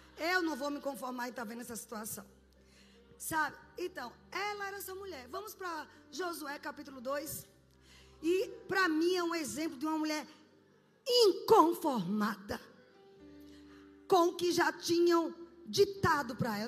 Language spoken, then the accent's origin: Portuguese; Brazil; como brasileiros